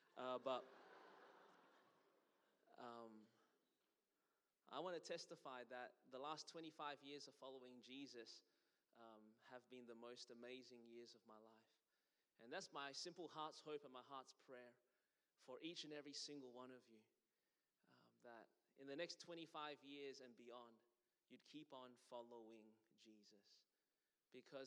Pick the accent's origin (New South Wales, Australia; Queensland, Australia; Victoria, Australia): Victoria, Australia; Melbourne; born or raised there; moved away as an adult; now in Anderson, United States